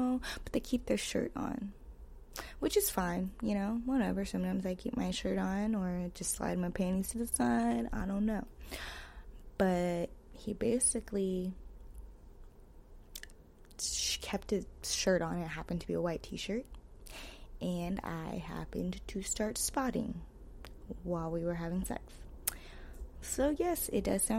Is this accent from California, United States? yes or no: yes; the Bay Area, California, United States; I'm from the Bay